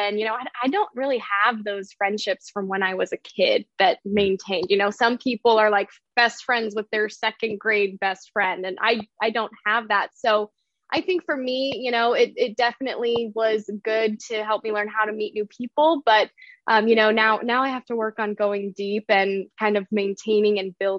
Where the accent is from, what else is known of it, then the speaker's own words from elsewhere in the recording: Denver, Colorado, United States; So I grew up moving around the Rocky Mountain area, mainly around Denver, Colorado. So I claim that as home. I've been in some other places, but it was really formative for me, you know, moving around every few years, going to different schools.